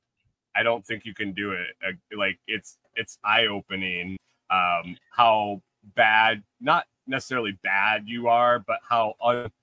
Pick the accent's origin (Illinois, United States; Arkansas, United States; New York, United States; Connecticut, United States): New York, United States; moved away as an adult; also born or lived in Minnesota; I grew up in New York